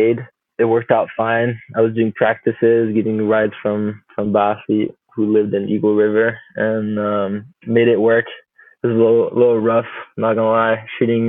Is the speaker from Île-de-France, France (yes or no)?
no; Chamonix, Auvergne-Rhône-Alpes, France; also born or lived in Juneau, Alaska, United States; I did move back to France like right after I was born, so I did not spend much time as a kid in the U.S. Grew up in Chamonix in the Alps